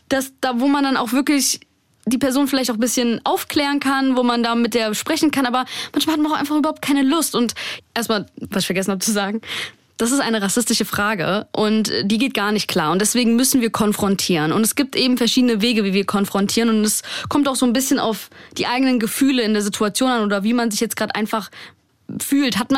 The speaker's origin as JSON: {"language": "German", "country": "Germany", "tie": "born or raised there", "said": "ich in Deutschland geboren bin, hier aufgewachsen bin."}